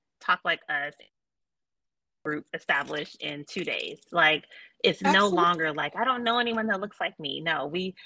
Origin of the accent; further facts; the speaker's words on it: Chicago, Illinois, United States; I am born and raised in Chicago